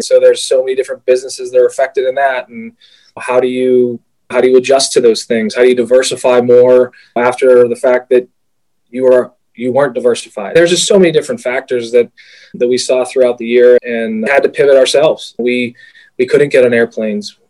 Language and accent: English; Pittsburgh, Pennsylvania, United States; I grew up in Pittsburgh.